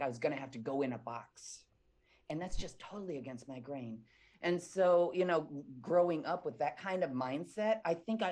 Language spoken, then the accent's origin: English; Midwest, United States; I was born and raised in the Midwest